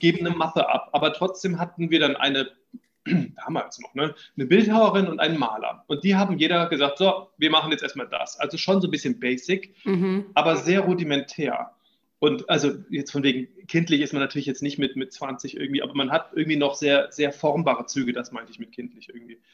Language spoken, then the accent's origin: German; Düsseldorf, North Rhine-Westphalia, Germany; moved away as an adult; now in Vienna, Austria; ich bin in Düsseldorf geboren